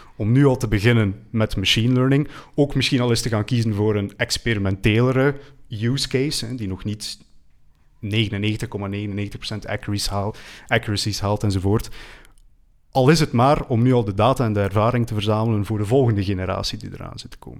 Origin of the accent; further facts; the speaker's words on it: West Flanders, Belgium; ik ben zelf van West-Vlaanderen